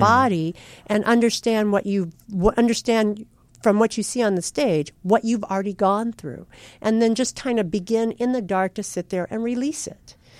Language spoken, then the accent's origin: English; California, United States; also born or lived in Kansas; I was born in the Midwest, but I was raised in California by a strict Midwestern father